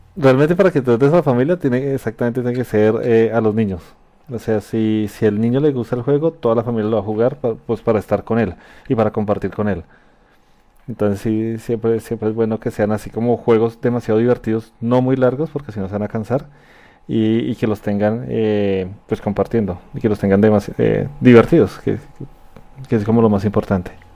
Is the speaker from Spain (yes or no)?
no; Colombia; mi país